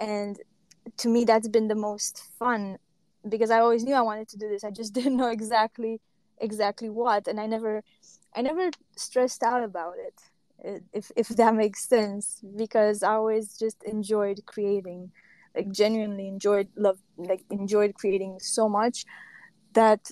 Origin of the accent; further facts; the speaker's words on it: Transylvania, Romania; now in Denmark; I'm from Romania, but I came here